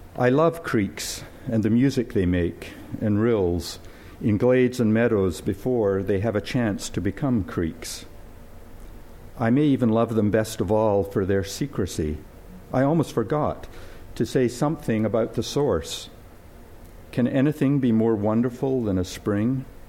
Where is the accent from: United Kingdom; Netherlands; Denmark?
United Kingdom; Scotland; moved away; I was born and brought up in Scotland